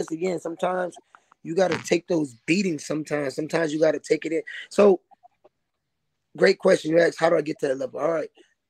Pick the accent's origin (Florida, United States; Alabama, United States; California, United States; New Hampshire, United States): Florida, United States; Tampa; moved away